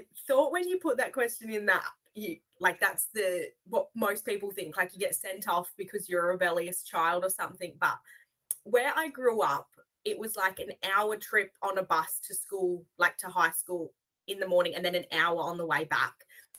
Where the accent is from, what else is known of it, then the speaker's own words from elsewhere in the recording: Western Australia, Australia; from AJM Hire in Western Australia.